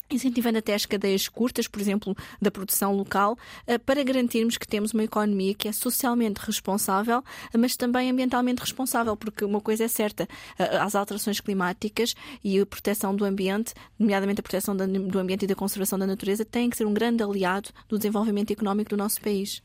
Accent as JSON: {"language": "Portuguese", "region": "Lisbon", "country": "Portugal", "tie": "born or raised there", "said": "sou alfacinha, nasci em Lisboa e toda a minha vida estudei também na cidade de Lisboa"}